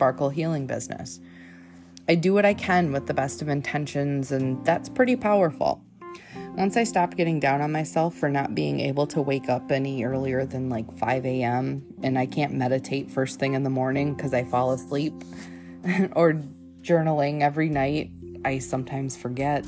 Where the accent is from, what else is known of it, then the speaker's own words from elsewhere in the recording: Michigan, United States; I grew up in Michigan